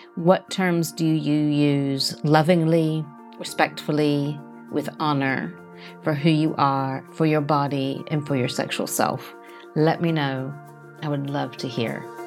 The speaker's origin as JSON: {"language": "English", "country": "United States", "tie": "born or raised there", "moved": "yes", "lives_now": "United Kingdom", "said": "although I'm American by birth, I have lived in the U K much longer than I ever lived in America"}